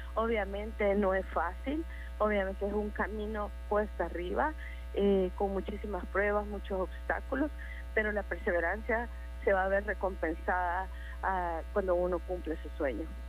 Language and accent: Spanish; El Salvador; Como salvadoreños